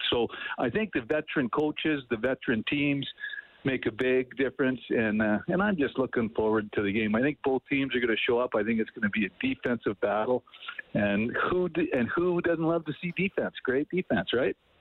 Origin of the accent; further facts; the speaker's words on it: Edmonton, Alberta, Canada; right in E-Town, my hometown